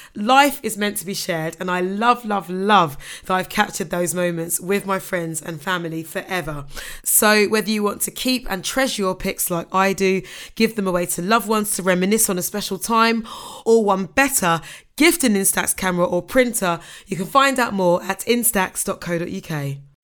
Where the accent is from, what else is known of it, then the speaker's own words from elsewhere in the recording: Ghana; as a Ghanaian